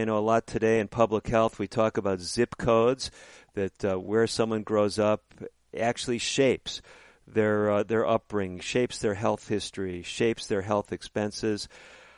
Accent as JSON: {"language": "English", "town": "Chicago", "region": "Illinois", "country": "United States", "tie": "born or raised there", "also_born_or_lived": "Northbrook, Illinois", "said": "I grew up in the Chicago area as a young man, ended up in a little place called Northbrook, Illinois"}